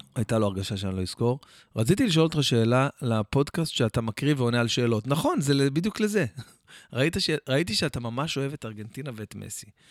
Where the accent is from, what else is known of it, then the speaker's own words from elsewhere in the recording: Jerusalem, Jerusalem District, Israel; also born or lived in Or Akiva; גדלנו שם כמה שנים, עד שעברנו לירושלים, כאילו ממש הייתי ילד